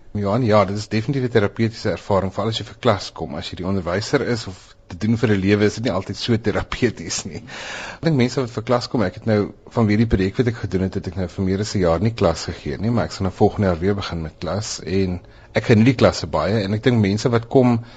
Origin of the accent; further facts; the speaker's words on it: South Africa; ek is 'n wit Suid-Afrikaner